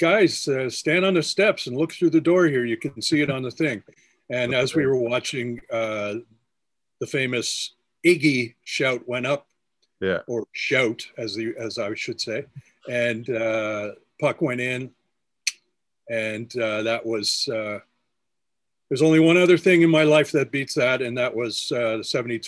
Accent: Canada; as a Canadian

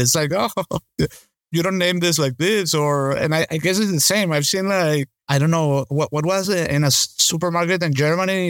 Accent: Caracas, Capital District, Venezuela; moved away; I grew up in Caracas

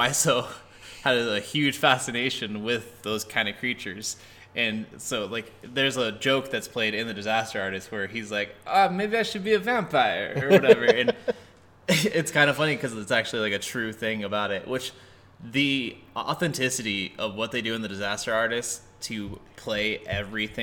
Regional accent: Colorado, United States; We're from Colorado.

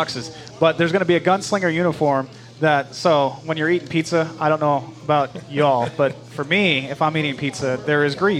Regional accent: Orange County, California, United States; also born or lived in New Mexico; now in San Antonio, United States; We moved here from New Mexico. I'm from Orange County, California.

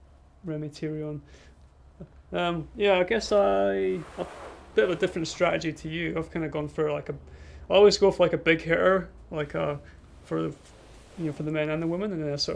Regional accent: Scotland, United Kingdom; moved away as an adult; now in New Zealand; being Scottish myself

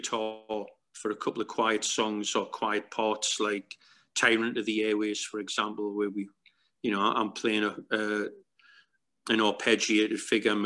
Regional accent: Newcastle upon Tyne, North East England, United Kingdom; our hometown in Newcastle, England

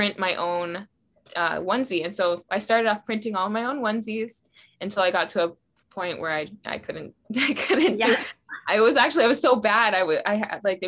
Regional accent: Hawaii, United States; moved away; also born or lived in Utah; We're both Hawaiian. We want to live in Hawaii. We were living in Utah at the time

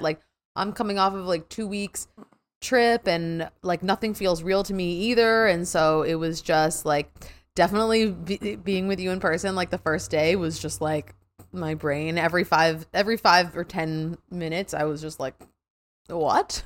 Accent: New York, United States; I'm from New York, so I'm living on Long Island, New York right now.

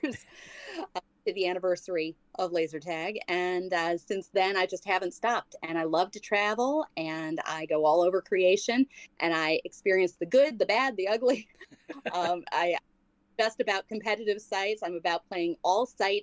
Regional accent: New York, United States; I grew up in New York

